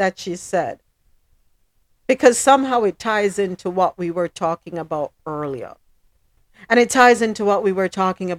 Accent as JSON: {"language": "English", "town": "Austin", "region": "Texas", "country": "United States", "tie": "born or raised there", "said": "When I was growing up in Austin, Texas, I thought it was entirely normal for an 8-year-old to be shooting beer cans off fence posts with my parents' friend's pistol."}